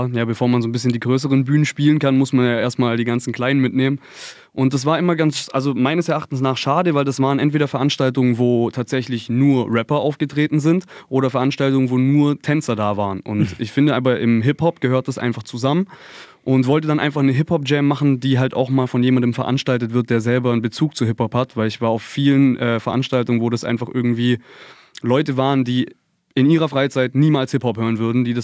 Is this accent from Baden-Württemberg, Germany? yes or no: yes; Konstanz, Baden-Württemberg, Germany; Wir kommen aus Konstanz am schönen Bodensee.